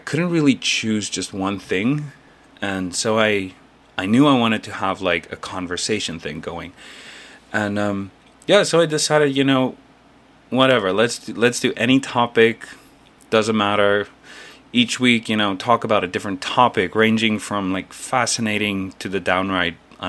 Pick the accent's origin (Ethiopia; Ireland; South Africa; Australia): South Africa; moved away as an adult; now in South Korea; I'm originally from South Africa, but I currently live and work in Korea, South Korea, as a full-time English teacher